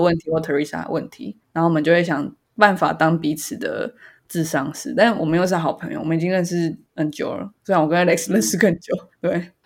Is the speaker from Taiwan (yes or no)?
yes; Taiwan; 我身为台湾人